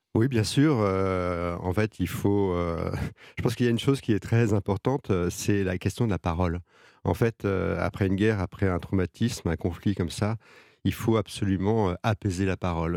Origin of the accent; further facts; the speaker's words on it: France; moi le français